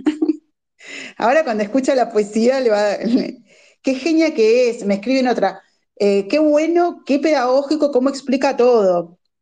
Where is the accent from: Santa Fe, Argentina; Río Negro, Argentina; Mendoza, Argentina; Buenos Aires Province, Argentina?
Buenos Aires Province, Argentina; Bahía Blanca; yo soy vecina de Bahía Blanca